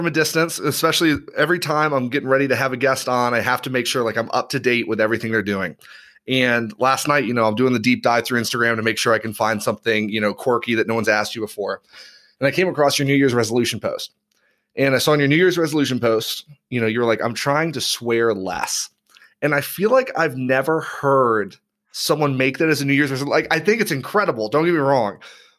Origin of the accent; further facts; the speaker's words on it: Knoxville, Tennessee, United States; born there; also born or lived in overseas; But like, I mean, I grew up overseas. I was born on the East Coast of the U.S. Like I'd never experienced snow. Like I was born in Knoxville, Tennessee.